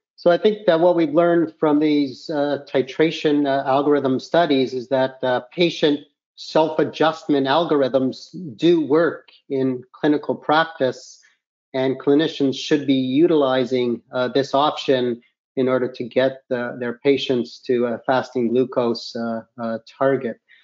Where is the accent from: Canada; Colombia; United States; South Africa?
Canada; I'm from Canada and I practice uh, diabetes in Canada